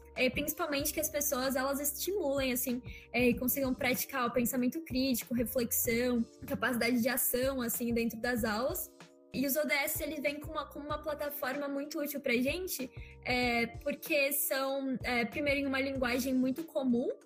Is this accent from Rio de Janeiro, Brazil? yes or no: no; Engenheiro Coelho, São Paulo, Brazil; also born or lived in Curitiba, Paraná; Eu nasci em Curitiba é, em 2003, assim, então 18 aninhos atrás, mas eu me mudei bem nova para o interior de São Paulo, para uma cidade chamada Engenheiro Coelho, que é onde eu vivo